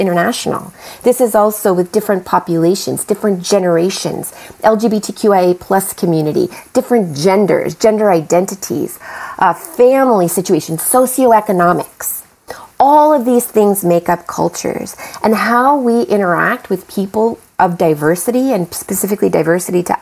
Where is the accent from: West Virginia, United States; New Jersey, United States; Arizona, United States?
Arizona, United States; Phoenix; I grew up in Phoenix where it was not that diverse